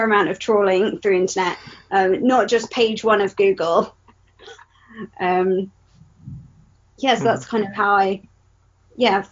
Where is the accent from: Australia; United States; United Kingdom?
United Kingdom; I was born and raised in Britain amongst mostly white people.